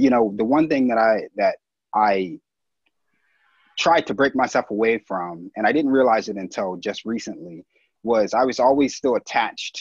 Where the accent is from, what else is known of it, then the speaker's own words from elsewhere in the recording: Philadelphia, Pennsylvania, United States; I grew up right here in Philly. I was born and raised in West Philly